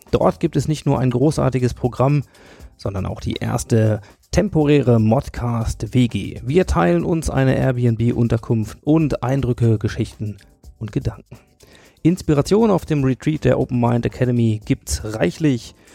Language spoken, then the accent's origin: German; Hanover, Lower Saxony, Germany; in meiner Heimatstadt Hannover